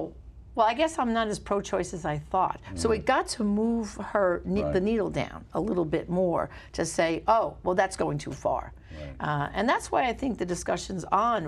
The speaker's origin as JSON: {"language": "English", "town": "New York City", "region": "New York", "country": "United States", "tie": "born or raised there", "said": "I grew up in Brooklyn, but I taught public school in Staten Island"}